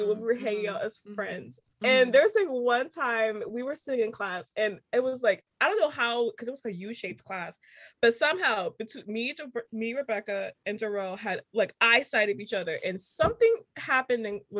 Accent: United States; accent: American; now in Charleston, United States; my American accent

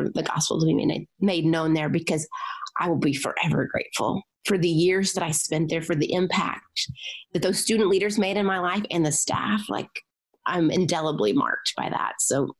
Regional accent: Southern US, United States; You know, I grew up in the Bible Belt where it's really easy to play the Christian game.

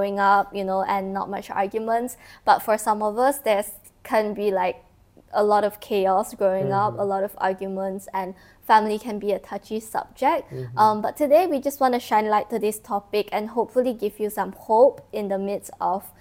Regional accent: Kuching, Sarawak, Malaysia; moved away; I was in my hometown, Kuching

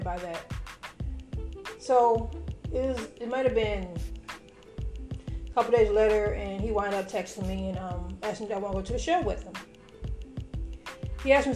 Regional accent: Chicago, Illinois, United States; moved away; also born or lived in Indianapolis, Indiana; I came from Indianapolis and came from Indianapolis when I got here. I came to Chicago. I wound up going back home to Chicago.

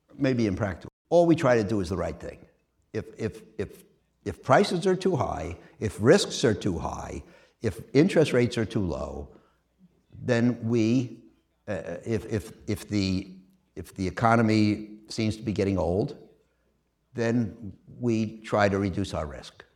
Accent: New York City, New York, United States; moved away as an adult; I'm a kid from Queens, and, uh, I went to the public schools in Queens

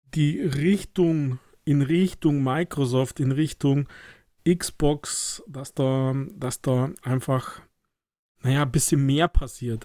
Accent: Germany; als Deutscher

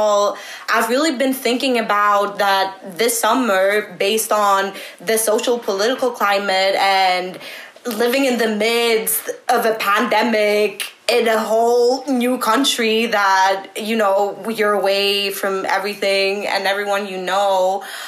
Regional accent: Athens, Attica, Greece; moved away as an adult; now in Ithaca, United States; student at Ithaca College from Athens, Greece

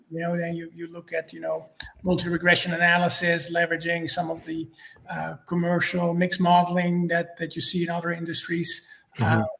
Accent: Netherlands; moved away as an adult; also born or lived in Cincinnati, United States / Atlanta, Georgia, United States; now in Georgia, United States; I'm originally from the Netherlands. That explains my uh, my name and my accent

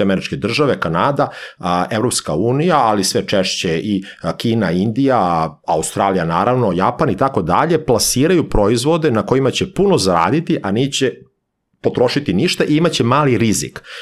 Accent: Serbia

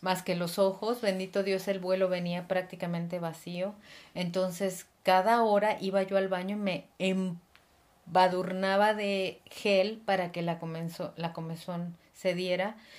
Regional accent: Mexico City, Mexico; moved away as an adult; now in Gloucester, United Kingdom; soy de la ciudad, nací en la Ciudad de México

